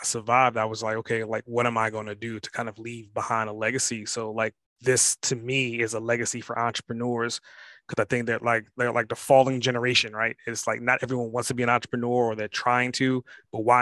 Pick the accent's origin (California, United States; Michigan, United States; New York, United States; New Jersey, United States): New York, United States; New York City; growing up in Brooklyn, New York